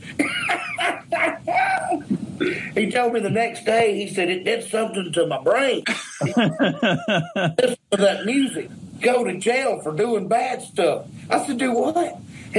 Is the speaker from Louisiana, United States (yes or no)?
yes; Louisiana, United States; where I grew up in Louisiana